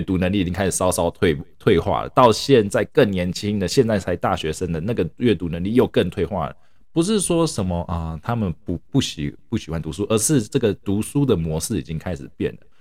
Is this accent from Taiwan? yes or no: yes; Taiwan; now in United States; 我是，本身是从台湾来的